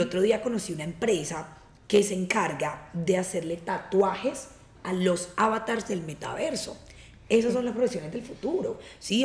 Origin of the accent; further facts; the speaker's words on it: Cartagena, Bolívar, Colombia; yo que vengo de Cartagena